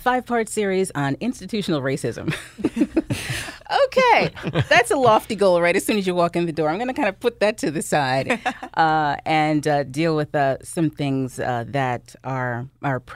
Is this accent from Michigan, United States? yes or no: no; New Jersey, United States; I'm born and raised in New Jersey. I'm very much a Jersey girl.